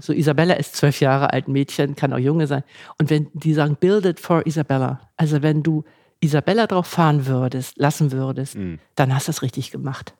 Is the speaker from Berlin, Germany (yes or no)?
no; Hamburg, Germany; ich komme aus Hamburg